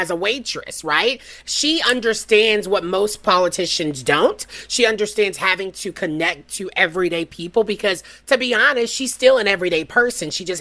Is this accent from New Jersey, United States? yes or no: no; Nashville, Tennessee, United States; moved away; It's my hometown at Belmont University